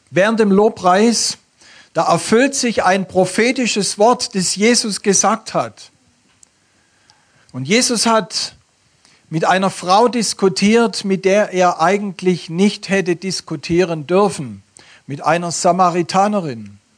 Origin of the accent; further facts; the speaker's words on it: Baden-Württemberg, Germany; accent: Swabian; Ich komme aus dem Stuttgarter Raum und bringe euch den schönsten Dialekt Deutschlands mit.